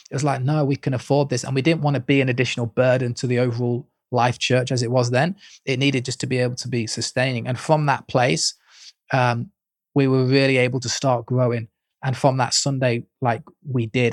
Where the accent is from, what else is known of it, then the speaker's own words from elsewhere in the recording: Leicester, East Midlands, United Kingdom; moved away as an adult; now in Leeds, United Kingdom; I was brought up in Leicester with my parents who were pastors of an Assemblies of God church